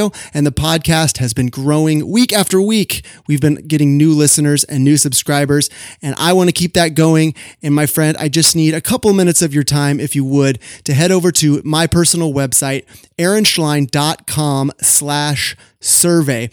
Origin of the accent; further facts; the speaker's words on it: Sacramento, California, United States; my hometown of Sacramento, California